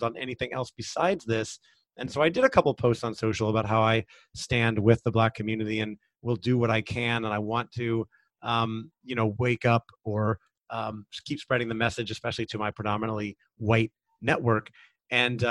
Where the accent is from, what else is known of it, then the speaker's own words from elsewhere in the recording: United States; I have lived a very privileged life as a white man growing up in America